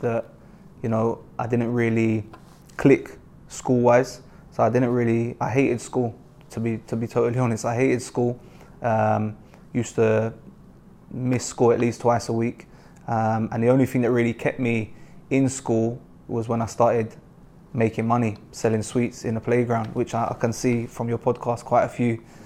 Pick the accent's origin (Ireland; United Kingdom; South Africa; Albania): United Kingdom; Mitcham, London; I grew up in Mitcham in South London